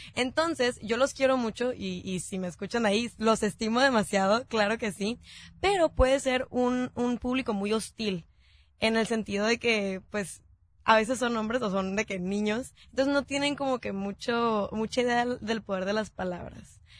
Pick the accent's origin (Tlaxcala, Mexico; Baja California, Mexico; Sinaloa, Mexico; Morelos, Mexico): Baja California, Mexico; Tijuana; somos de Tijuana